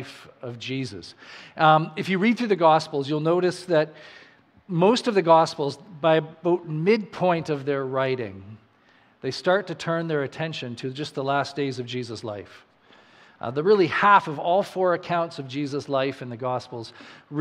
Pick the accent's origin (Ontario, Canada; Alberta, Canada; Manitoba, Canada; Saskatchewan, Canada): Saskatchewan, Canada; now in New Brunswick, Canada; I grew up in Saskatchewan, and I remember when I moved here to New Brunswick